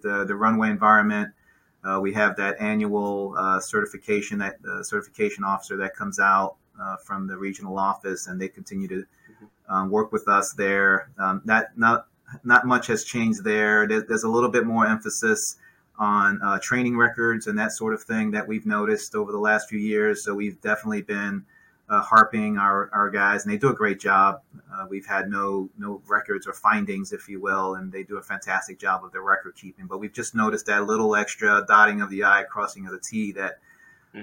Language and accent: English; New York City, New York, United States; moved away; also born or lived in Cleveland; I grew up in New York City.